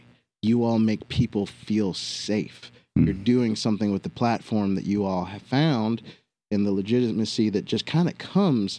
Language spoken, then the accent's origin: English; West Virginia, United States; moved away; I grew up in West Virginia.